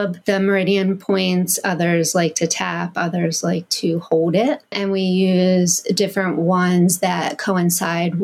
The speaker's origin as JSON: {"language": "English", "region": "Pennsylvania", "country": "United States", "said": "I'm from Pennsylvania"}